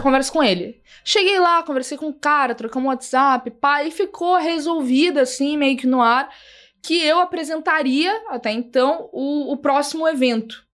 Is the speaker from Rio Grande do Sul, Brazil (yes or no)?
yes; Porto Alegre, Rio Grande do Sul, Brazil; moved away as an adult; now in São Paulo, Brazil; quando eu ainda morava lá em Porto Alegre, no Rio Grande do Sul, eu não sou aqui de São Paulo